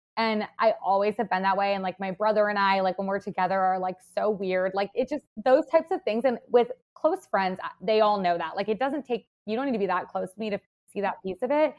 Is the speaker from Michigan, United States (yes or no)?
no; Madison, Wisconsin, United States; now in Chicago, United States; I'm from Wisconsin and not from, like, a super small town, I'm from Madison